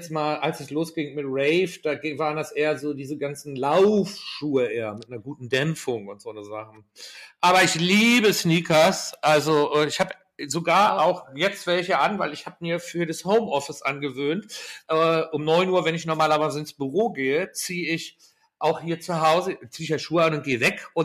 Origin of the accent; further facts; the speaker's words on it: Schleswig-Holstein, Germany; moved away; also born or lived in London; bei uns in Deutschland